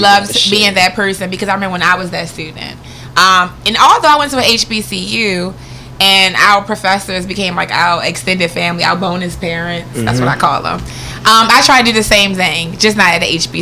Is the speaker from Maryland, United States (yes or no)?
yes; Baltimore, Maryland, United States; I'm from Baltimore. I went to Willard Senior High School